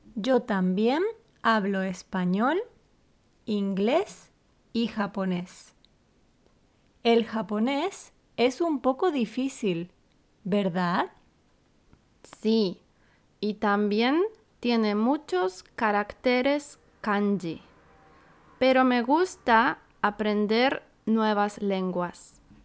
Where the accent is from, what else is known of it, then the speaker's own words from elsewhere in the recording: Santiago, Santiago Metropolitan Region, Chile; moved away as an adult; now in Yokohama, Japan; Soy de Chile, de Santiago